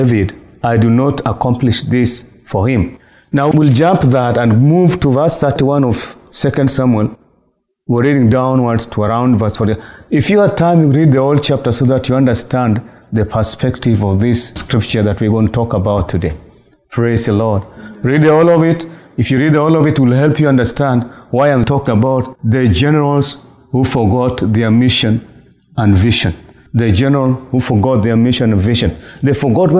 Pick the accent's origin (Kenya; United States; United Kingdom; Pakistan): Kenya; Nairobi; I'm coming from Nairobi, Kenya